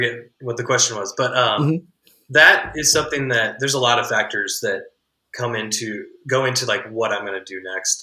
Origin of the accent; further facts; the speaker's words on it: Midwest, United States; as like a Midwesterner